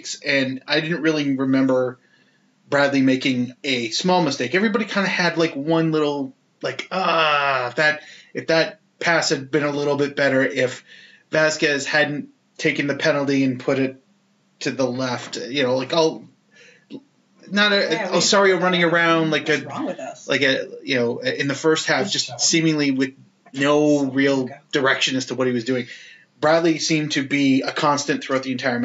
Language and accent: English; Canada